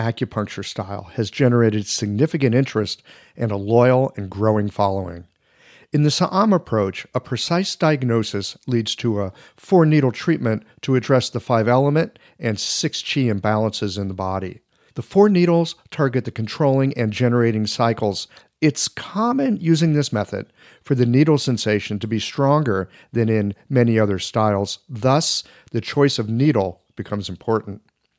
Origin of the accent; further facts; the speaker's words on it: United States; I'm an American.